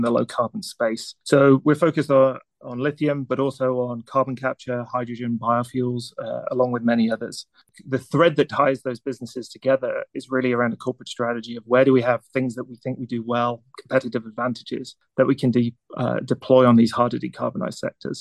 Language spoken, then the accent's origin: English; near Newcastle, North East England, United Kingdom; moved away; also born or lived in Manchester, England; I was born in England a number of years ago. A little village near a town called Newcastle in the north. And then I think kind of growing up in the UK